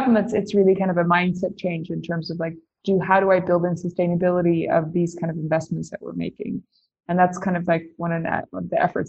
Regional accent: Tanzania; I grew up in Tanzania in East Africa. And I would say my grandparents were missionaries. I grew up my dad is that was a doctor. I grew up in a hospital in rural Tanzania.

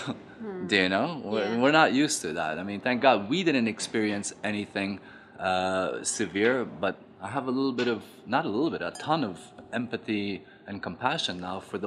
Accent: Afghanistan; moved away; growing up in Afghanistan in the 70s

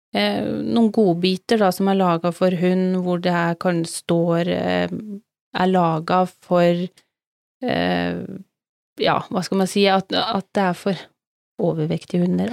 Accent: Telemark, Norway; now in Sørlandet, Norway; Vi kom jo fra Telemark begge

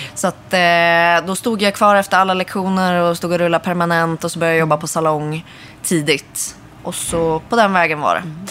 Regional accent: Örnsköldsvik, Västernorrland County, Sweden; moved away as an adult; now in Stockholm, Sweden; gick jag ut gymnasiet i Örnsköldsvik där jag kommer ifrån

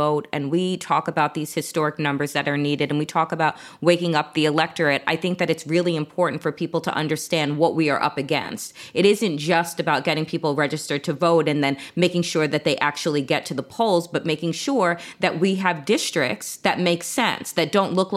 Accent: Suffolk County, Long Island, New York, United States; I am from New York, from Suffolk County, Long Island

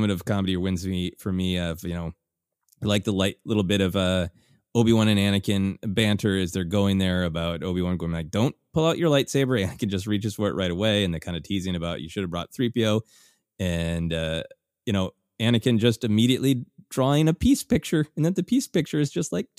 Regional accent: Minnesota, United States; a literal nightmare that I have had growing up in Minnesota of what is under the snow.

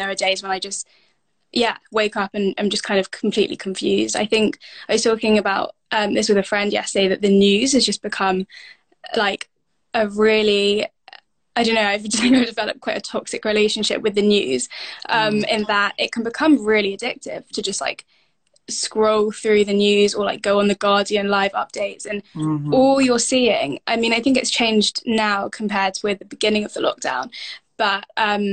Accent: South India, India; where I'm from in South India

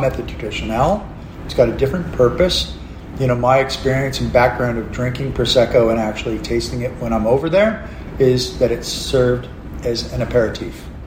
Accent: Canada; also born or lived in McLaren Vale, Australia; now in Australia; I look like a redneck Canadian

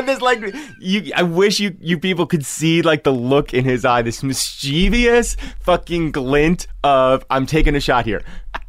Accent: New Jersey, United States; Growing up in New Jersey, where I grew up, I was geographically unaware of almost every other town in New Jersey.

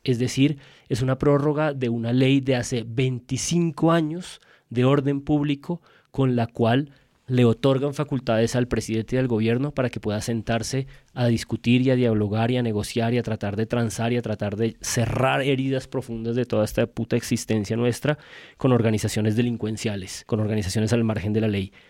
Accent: Colombia; Me hace sentir como completamente colombiano

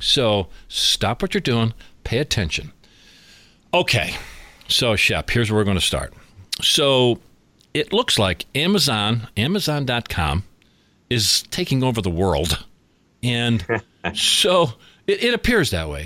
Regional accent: Scranton, Pennsylvania, United States; we are in my hometown of Scranton, Pennsylvania

